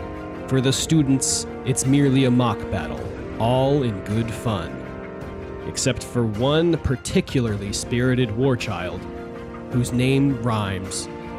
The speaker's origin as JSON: {"language": "English", "country": "United States", "said": "We're American on this podcast."}